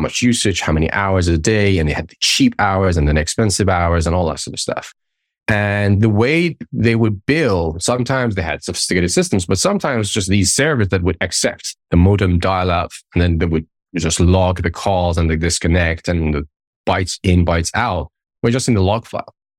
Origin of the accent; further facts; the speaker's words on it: Tehran, Tehran Province, Iran; moved away as an adult; I grew up in the Middle East, in Iran, up until, like, my twenties